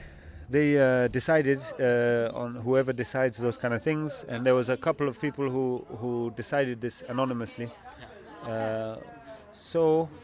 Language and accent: English; Zambia; also born or lived in Tanzania; I grew up in Zambia and Tanzania.